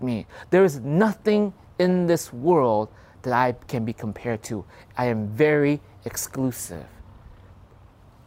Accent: United States; I grew up here in America

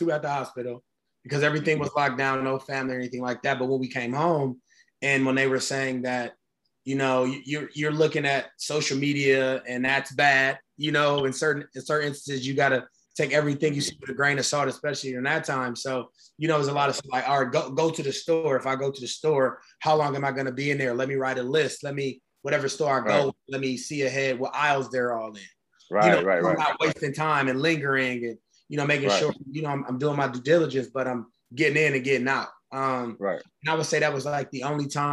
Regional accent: Cleveland, Ohio, United States; Growing up, I grew up on 115th of Woodland

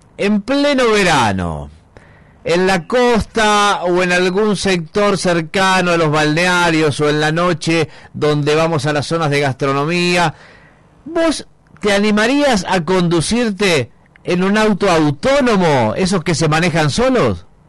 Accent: Argentina; nos cuesta mucho a los argentinos

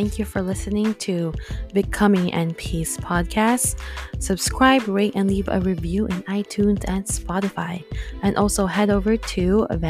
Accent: Philippines; also born or lived in Nevada, United States; now in California, United States; I just moved back to California from Nevada because, well, long story short, I am an international graduate from the Philippines with my BSN.

